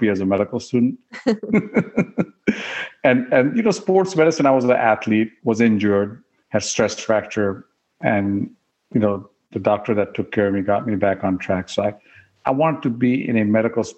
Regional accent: Oklahoma, United States; I grew up in Oklahoma

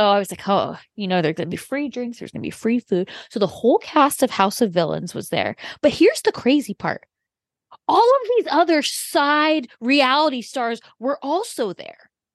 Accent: Orange County, California, United States; I'm from Orange County

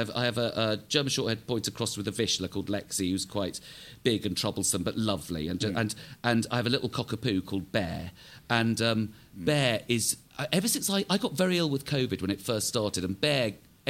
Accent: England, United Kingdom; I hate being English

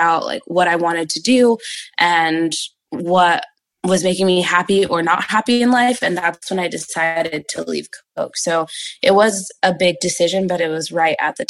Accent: Hanford, California, United States; moved away as an adult; also born or lived in New York City; I actually live in my hometown, and Agua Bonita is headquartered in my hometown. It's a really small farming community town called Hanford

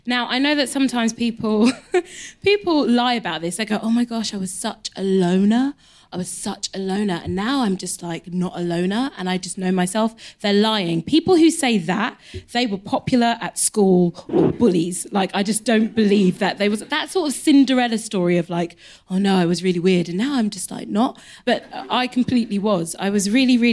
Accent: London, United Kingdom; I grew up in Elephant Castle.

